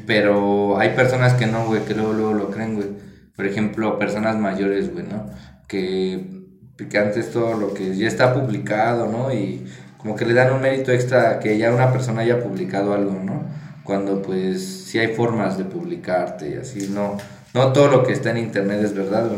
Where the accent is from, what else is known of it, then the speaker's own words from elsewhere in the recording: Mexico; ser periodista es un trabajo de alto riesgo, la verdad, en nuestro país